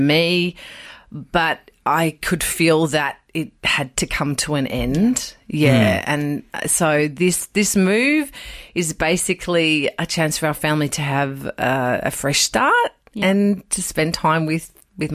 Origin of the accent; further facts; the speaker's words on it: Riverina, New South Wales, Australia; now in Sydney, Australia; I grew up in the Verena